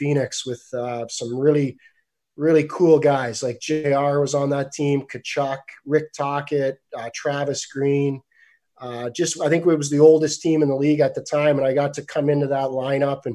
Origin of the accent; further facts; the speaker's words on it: Canada; a Canadian kid growing up